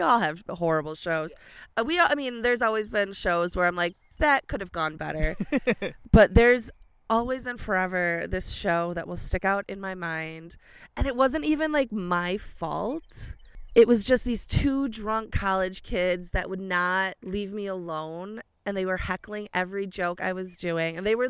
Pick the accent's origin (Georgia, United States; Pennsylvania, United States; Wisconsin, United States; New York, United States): Wisconsin, United States; Helenville; Helenville, Wisconsin.